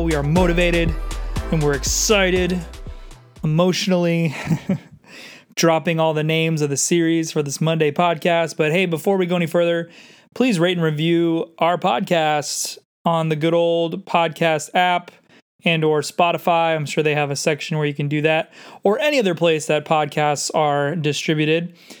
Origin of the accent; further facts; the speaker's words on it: San Diego, California, United States; also born or lived in Los Angeles; I grew up in San Diego, but I ended up spending a good five years in L